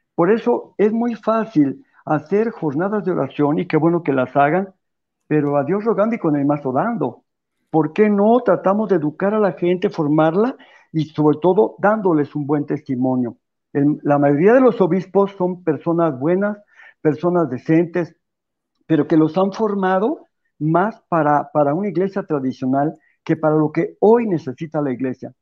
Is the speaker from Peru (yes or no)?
no; Mexico; los católicos de México